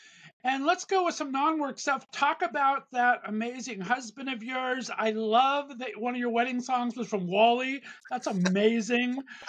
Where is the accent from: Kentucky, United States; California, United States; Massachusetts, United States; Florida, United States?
California, United States; Southern; also born or lived in Northeast Ohio; now in Ohio, United States; I was born and raised in Southern California and got banished here to Northeast Ohio.